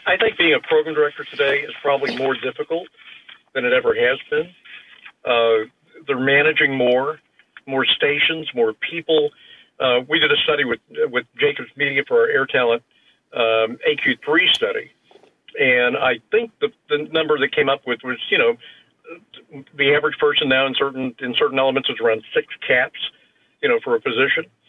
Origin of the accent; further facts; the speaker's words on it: Houston, Texas, United States; I grew up in Houston